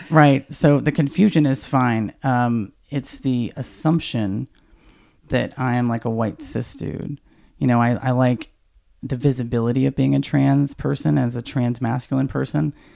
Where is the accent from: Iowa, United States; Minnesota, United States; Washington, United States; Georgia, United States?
Georgia, United States; Snellville; I grew up in the South in, you know, very small town in Georgia.